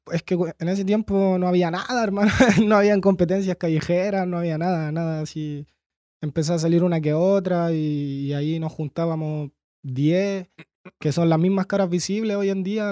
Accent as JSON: {"language": "Spanish", "town": "Santiago", "region": "Santiago Metropolitan Region", "country": "Chile", "tie": "born or raised there", "also_born_or_lived": "Coquimbo, Chile", "said": "nací en Coquimbo, pero estuve tres, cuatro años nomás y en Peñalolén toda la vida"}